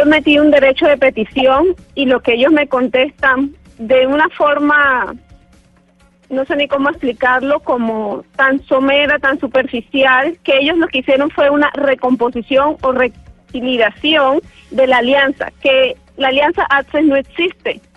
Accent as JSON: {"language": "Spanish", "town": "Valledupar", "region": "Cesar", "country": "Colombia", "also_born_or_lived": "Barranquilla", "moved": "as an adult", "lives_now": "Panama", "said": "yo soy de Valledupar, pero mis estudios los cursé en el año 2006 hasta 2013 en Barranquilla."}